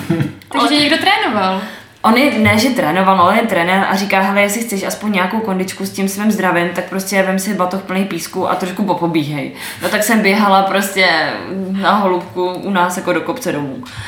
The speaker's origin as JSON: {"language": "Czech", "area": "Moravia", "region": "Vysočina Region", "country": "Czechia", "also_born_or_lived": "Slovakia", "said": "Tak já jsem původem Moravanda z Vysočiny."}